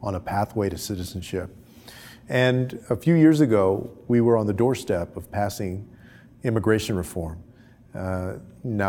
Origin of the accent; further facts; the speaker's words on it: Texas, United States; my home state of Texas